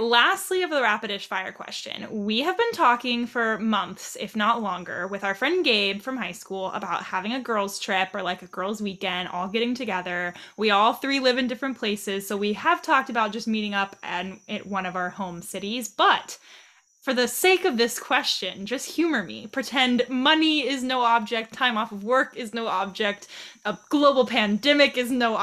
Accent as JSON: {"language": "English", "region": "the South", "country": "United States", "said": "We're from the South"}